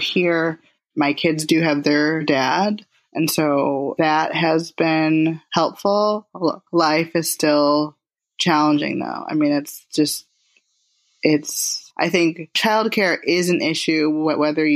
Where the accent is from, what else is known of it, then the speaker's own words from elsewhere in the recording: Detroit, Michigan, United States; moved away; Detroit, which is where I'm from. That's my hometown